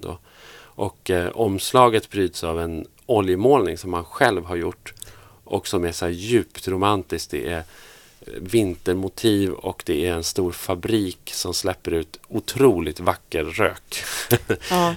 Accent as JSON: {"language": "Swedish", "region": "southern Norrland", "country": "Sweden", "tie": "born or raised there", "said": "jag är ju uppvuxen i, i, södra Norrland"}